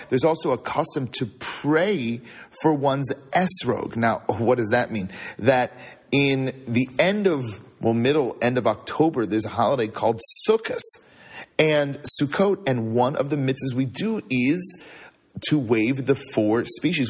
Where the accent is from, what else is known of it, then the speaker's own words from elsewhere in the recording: California, United States; now in Chicago, United States; I grew up in California